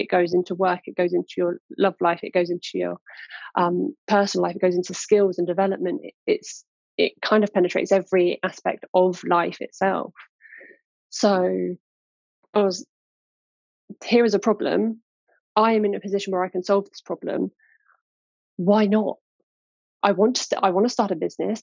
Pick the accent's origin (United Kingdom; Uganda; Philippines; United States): United Kingdom; Cambridge, East of England; I was born in Cambridge, born and raised. I'm still in and around the area